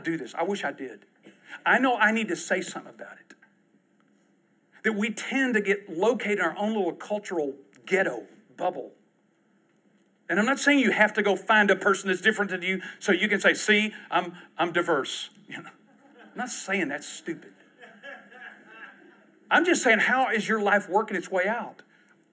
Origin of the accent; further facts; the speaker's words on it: Southeast Texas, United States; we lived in Southeast Texas, which was a really rough area for racism